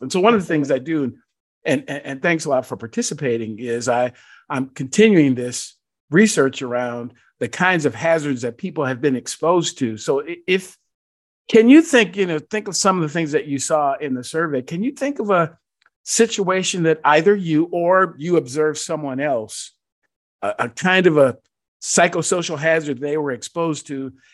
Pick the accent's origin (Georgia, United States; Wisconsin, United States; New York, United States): Georgia, United States; my home state of Georgia